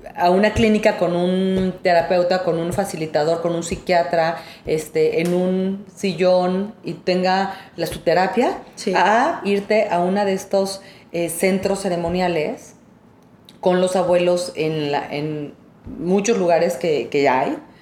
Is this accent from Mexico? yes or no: yes; Mexico; Somos mexicanos y, este, no, de aquí somos, somos de esta tierra